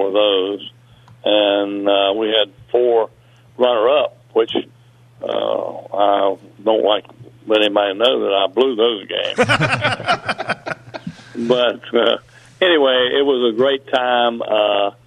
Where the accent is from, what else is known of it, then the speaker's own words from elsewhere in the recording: Mullens, West Virginia, United States; also born or lived in Logan, West Virginia; I'm from Mullins